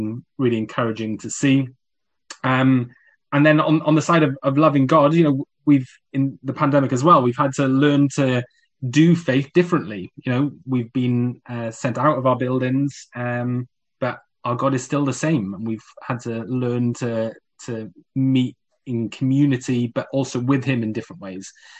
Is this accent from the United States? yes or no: no; South Wales, United Kingdom; moved away; also born or lived in Coventry; when we moved from South Wales to Coventry, where I attended as a teenager